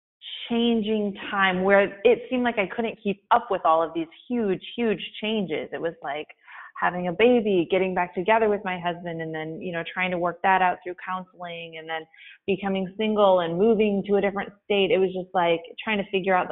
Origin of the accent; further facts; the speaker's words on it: Flint, Michigan, United States; moved away; I was born in Flint, Michigan, in the city, but it was a dirt road